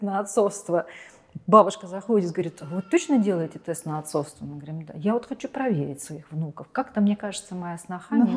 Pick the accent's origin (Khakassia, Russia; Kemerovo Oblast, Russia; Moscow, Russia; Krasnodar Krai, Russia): Kemerovo Oblast, Russia; Kemerovo; в моем родном городе Кемерово